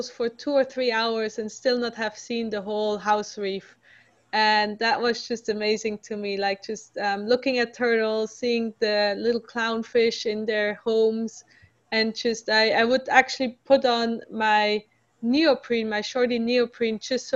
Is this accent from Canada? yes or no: no; Switzerland; moved away; I'm originally from Switzerland, which doesn't have any ocean.